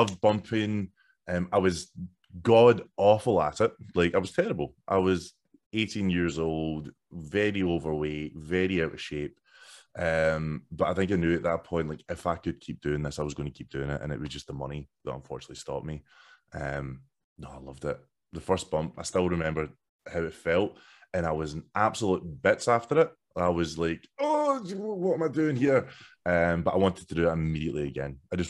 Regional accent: Scotland, United Kingdom; Like I'm from Silcoach, so the only other what became a huge deal was Gredo. I grew up like 2 minutes away from Gredo, effectively.

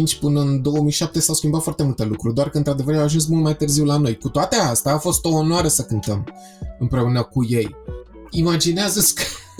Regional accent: Romania; faptul că sunt român.

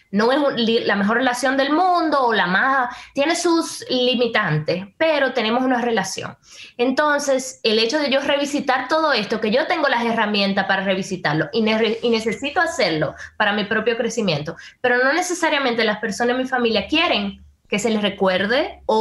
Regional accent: Dominican Republic; para mí como dominicana

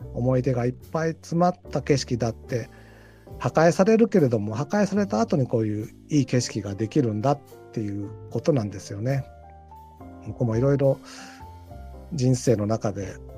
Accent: Tokyo, Japan; also born or lived in Hiroshima / Tottori; ちょっと広島行ったり鳥取を行ったりはしましたけど基本的には東京生まれ東京育ち

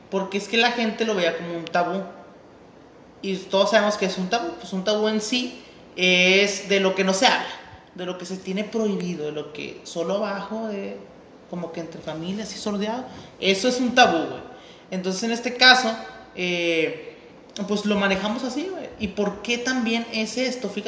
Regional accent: Mexico; nosotros, como mexicanos

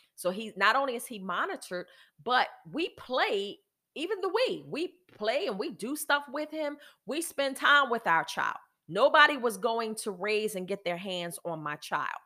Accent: United States; I am an American, and I am a woman

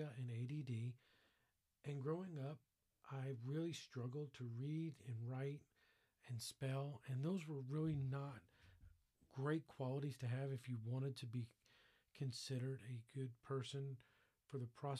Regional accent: Fort Lauderdale, Florida, United States; I grew up in Fort Lauderdale, Florida, in an all-Jewish family

